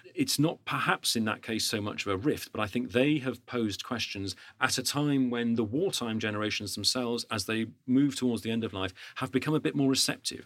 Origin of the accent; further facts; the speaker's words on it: United Kingdom; as a Brit